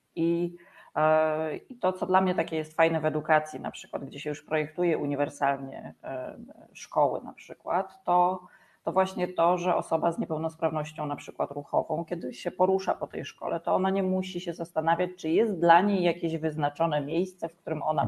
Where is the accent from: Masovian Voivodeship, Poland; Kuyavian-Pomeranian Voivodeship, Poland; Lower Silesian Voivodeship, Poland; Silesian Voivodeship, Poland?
Kuyavian-Pomeranian Voivodeship, Poland; former Bydgoszcz Voivodeship; now in Węgorzewo, Poland; jestem z Węgorzewa na chwilę obecną, chociaż pochodzę rzeczywiście z e, województwa byłego bydgoskiego.